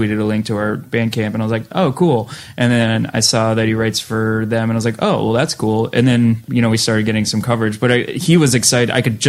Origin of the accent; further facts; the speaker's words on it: Massachusetts, United States; we're from Boston, {S6} right? {S5} You know, it's all so, I was on the other side of the state and I was 80 miles outside of Boston, so it's like not even that far